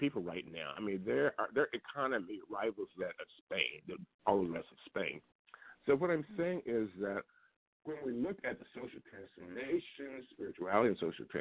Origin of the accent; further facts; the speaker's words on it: Liberty, Missouri, United States; moved away; also born or lived in Kansas City; my hometown, Liberty, Missouri, where I grew up